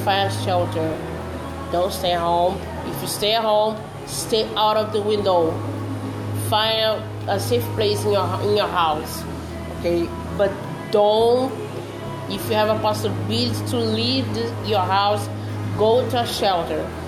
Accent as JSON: {"language": "English", "country": "Brazil", "second_language": "English"}